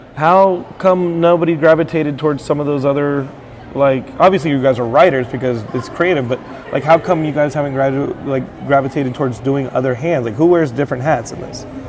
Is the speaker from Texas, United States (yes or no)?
yes; Texas, United States; as a Texan